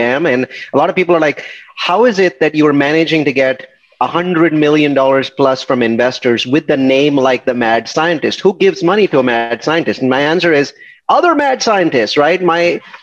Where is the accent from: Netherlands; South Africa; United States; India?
India; moved away as an adult; I'm from India and I came here in 1997